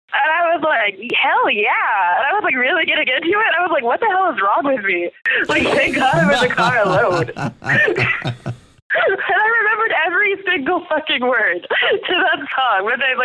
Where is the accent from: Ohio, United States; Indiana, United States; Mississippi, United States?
Indiana, United States; Zionsville; I grew up in Zionsville, Indiana. It has two stoplights. I was the only black person in all of my schools.